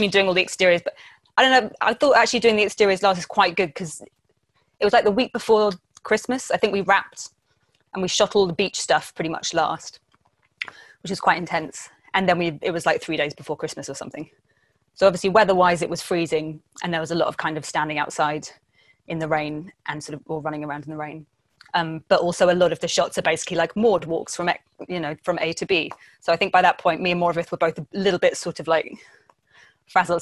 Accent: Essex, East of England, United Kingdom; I am from Essex, not the coast either

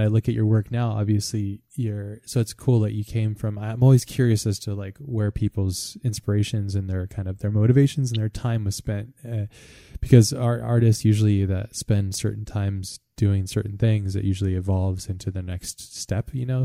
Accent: United States; as an American

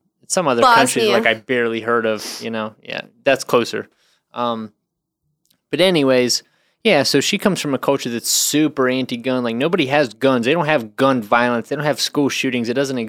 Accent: United States; I'm American as fuck.

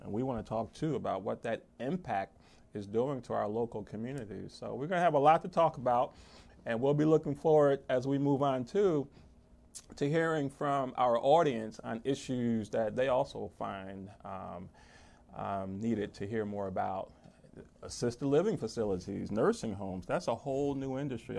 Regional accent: New Jersey, United States; moved away as an adult; also born or lived in Laurel, Maryland; now in Maryland, United States; I'm originally from New Jersey

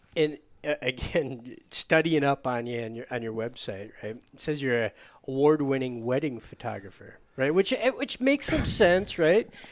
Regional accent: Michigan, United States; I'm from Michigan

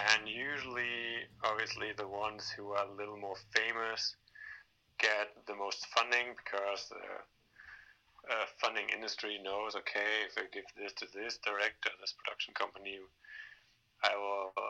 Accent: Denmark; English is a second language; also born or lived in Germany; now in Berlin, Germany; I was born here, but I was raised in Denmark, which is a little bit mm-hmm. up north. But then I, I moved back to, to Berlin

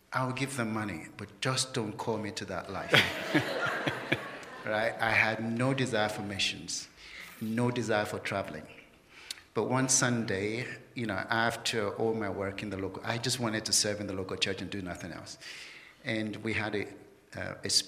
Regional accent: London, United Kingdom; moved away as an adult; I was born in London

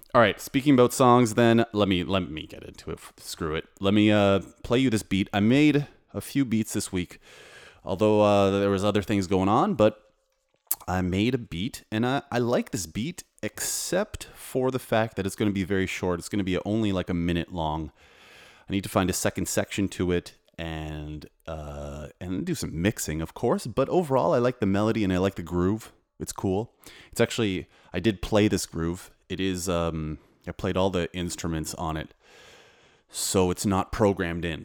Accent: Canada; now in Warsaw, Poland; I'm a composer, producer, and DJ living in Poland, but I'm from Canada

